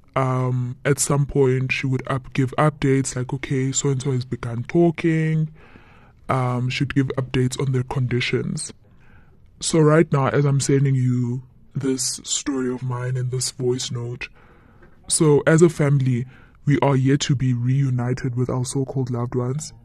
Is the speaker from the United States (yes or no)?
no; Eastern Cape, South Africa; we are originally from the Eastern Cape.